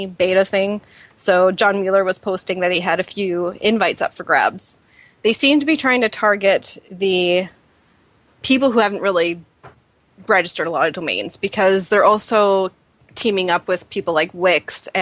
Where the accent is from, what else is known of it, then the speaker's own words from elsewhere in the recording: Canada; we're all Canadian